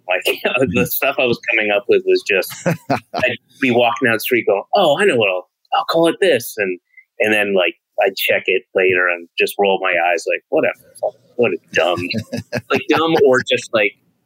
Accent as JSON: {"language": "English", "region": "Georgia", "country": "United States", "tie": "born or raised there", "said": "I grew up in Georgia"}